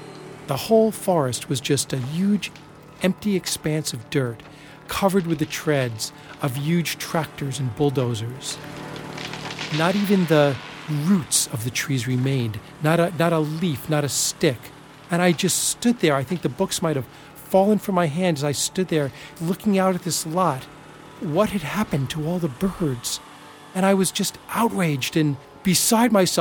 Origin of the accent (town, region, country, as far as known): Plainview, New York, United States; born or raised there